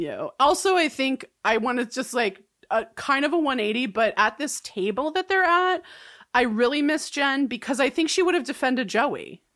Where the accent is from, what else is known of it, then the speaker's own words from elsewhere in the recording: California, United States; I'm from California